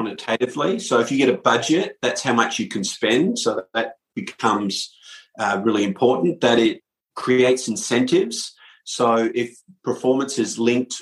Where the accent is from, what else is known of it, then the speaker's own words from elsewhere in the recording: Perth, Western Australia, Australia; moved away as an adult; now in United States; I'm from Perth, Australia, originally, and have been in the US for 21 years